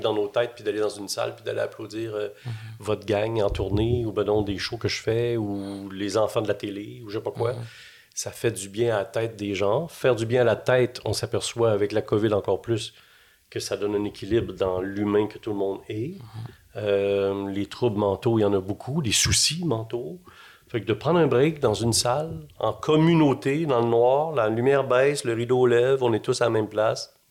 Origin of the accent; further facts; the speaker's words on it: Quebec City, Quebec, Canada; moved away as an adult; now in Montreal, Canada; je suis arrivé à Montréal parce que je viens de Québec